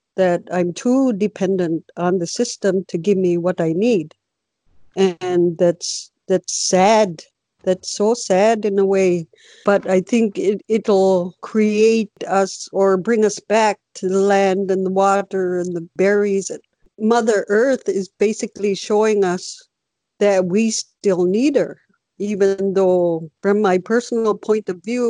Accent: Hopedale, Newfoundland and Labrador, Canada; moved away; I'm originally from Hopedale, Labrador, Newfoundland, Labrador

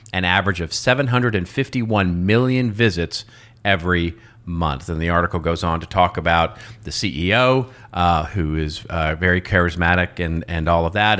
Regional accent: United States; accent: American; my American accent

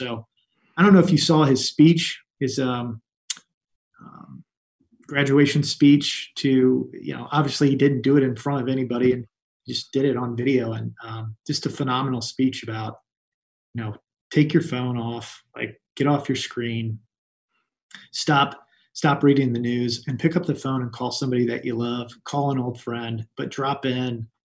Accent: Indianapolis, Indiana, United States; I was born and raised in Indianapolis. So I'm a local product. I went to a public high school, Lawrence Central High School. Grew up out in the Geist area.

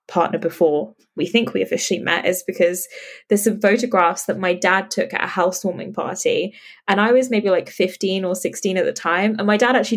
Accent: London, United Kingdom; So I grew up in London, in like the outskirts of London.

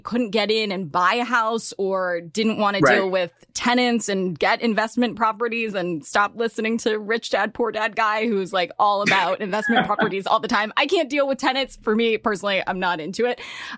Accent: Los Angeles, California, United States; I'm from LA.

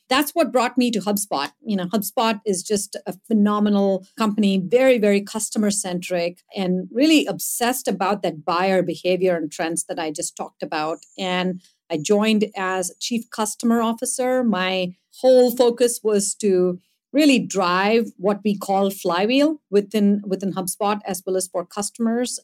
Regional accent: India; moved away; growing up in India, growing up in a fairly small town

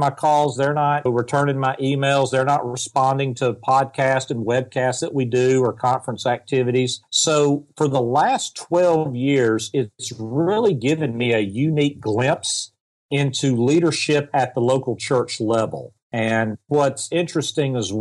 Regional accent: the South, United States; accent: Southern; I'm from the South, if you can't tell by my accent. So we have a Canadian and a Southerner

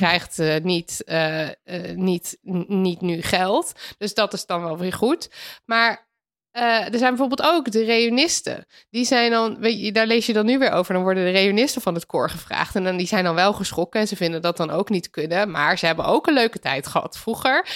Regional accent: Netherlands

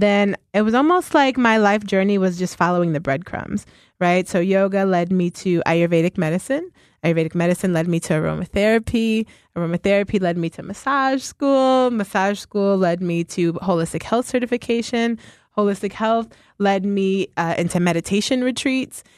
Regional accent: Ohio, United States; now in Philadelphia, United States; I am from Ohio originally.

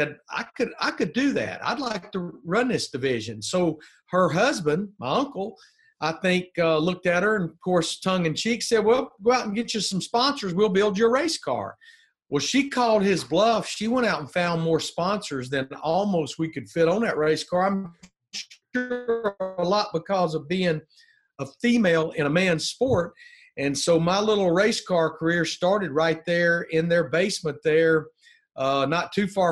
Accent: Birmingham, Alabama, United States; moved away as an adult; also born or lived in Charlotte, North Carolina; I'm from Birmingham, Alabama, an only child

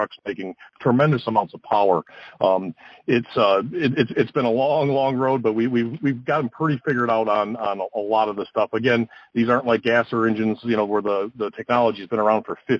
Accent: Detroit, Michigan, United States; Growing up in the Motor City in the Detroit area

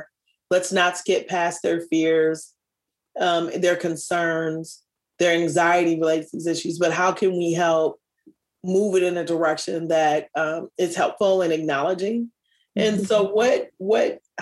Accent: Minneapolis, Minnesota, United States; as a kid growing up here

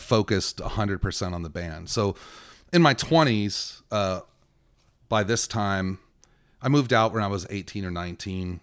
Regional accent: Victorville, California, United States; also born or lived in Encino, California; my formative years were spent in Victorville. I was born in Encino, California

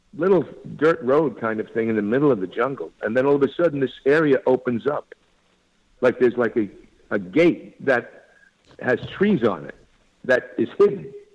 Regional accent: Dix Hills, New York, United States; moved away; also born or lived in Astoria, Queens, New York / Los Angeles; I was born in Astoria, Queens, on Long Island, and then grew up in Dix Hills

